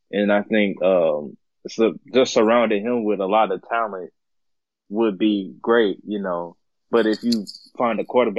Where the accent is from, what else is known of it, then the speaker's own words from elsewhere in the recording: Jacksonville, Florida, United States; I'm actually from the same town. I mean, I'm from Jacksonville as well.